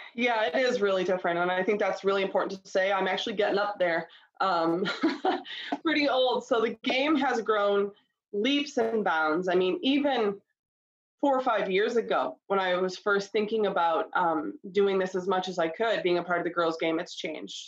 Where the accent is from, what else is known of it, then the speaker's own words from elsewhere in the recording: Concord, Ohio, United States; we grew up in Concord, Ohio on Bradley Court